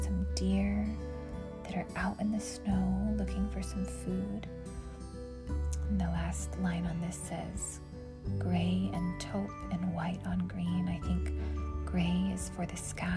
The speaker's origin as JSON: {"language": "English", "region": "West Texas", "country": "United States", "tie": "born or raised there", "moved": "yes", "said": "I grew up in West Texas"}